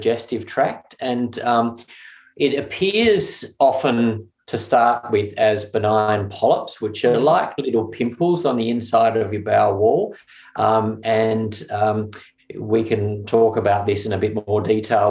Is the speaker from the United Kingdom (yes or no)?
no; Adelaide, South Australia, Australia; I grew up in Adelaide, which I loved.